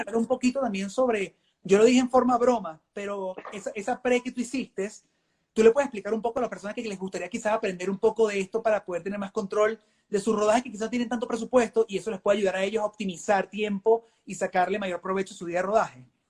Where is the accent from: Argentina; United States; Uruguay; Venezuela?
Venezuela; moved away; obviamente vengo de Venezuela, soy malandro.